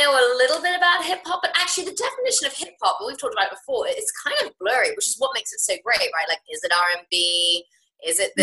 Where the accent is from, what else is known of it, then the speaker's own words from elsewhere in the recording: England, United Kingdom; moved away as an adult; now in United States; having always, like, grown up in England, and even though I'm half American, my mum's American